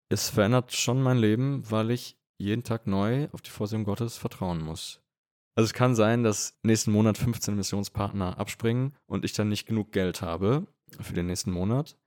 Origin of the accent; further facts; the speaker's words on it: Germany; moved away as an adult; also born or lived in Vienna, Austria; now in Münster, Germany; Münster eigentlich relativ nah liegt bei meiner Heimat. Und ich hatte auch den Wunsch, mal wieder nach Deutschland zurückzukehren.